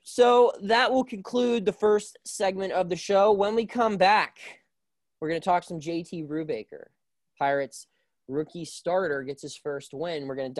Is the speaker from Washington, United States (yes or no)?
no; Burgettstown, Pennsylvania, United States; Yeah, I mean, I'm from Burgettstown, and so, like, I'm real country.